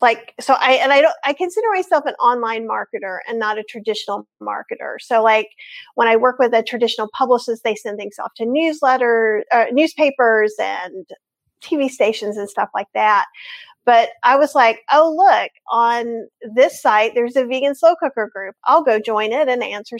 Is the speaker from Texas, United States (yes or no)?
no; North Carolina, United States; I'm from North Carolina. I grew up here. I am Southern.